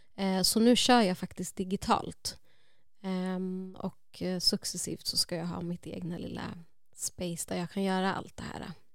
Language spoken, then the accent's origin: Swedish; Uppsala, Uppsala County, Sweden; jag är uppvuxen i Gottsunda, Uppsala